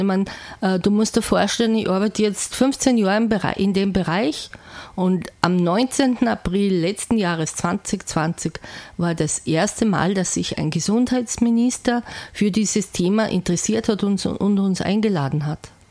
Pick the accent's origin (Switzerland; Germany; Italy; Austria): Austria; Salzburg; bei uns in Salzburg